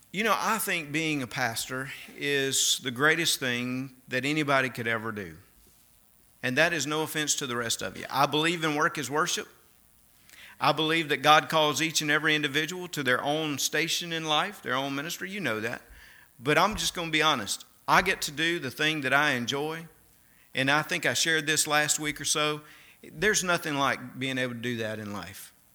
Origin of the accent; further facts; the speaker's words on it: Mississippi, United States; accent: Mississippi; moved away; my Mississippi accent